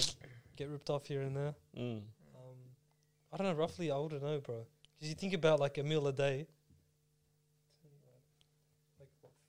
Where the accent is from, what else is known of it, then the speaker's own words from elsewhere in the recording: Melbourne, Victoria, Australia; we're from Melbourne